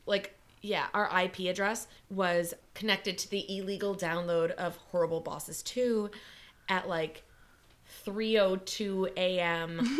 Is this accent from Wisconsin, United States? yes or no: yes; Wisconsin, United States; in Wisconsin where we have deer hunting season